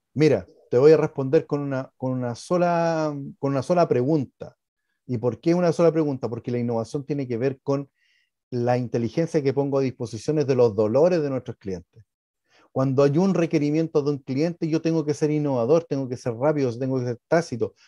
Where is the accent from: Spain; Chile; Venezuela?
Chile; estamos dentro del país de Chile. Nosotros estamos dentro de un ecosistema que somos todos chilenos